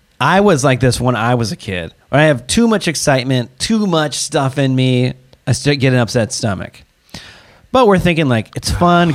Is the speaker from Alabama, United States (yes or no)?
no; Seattle, Washington, United States; moved away; I'm from Seattle area. And so we traveled back home to spend some time with the grandparents